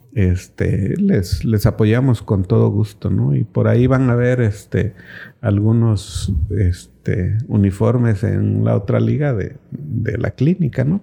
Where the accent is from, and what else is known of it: Cintalapa, Chiapas, Mexico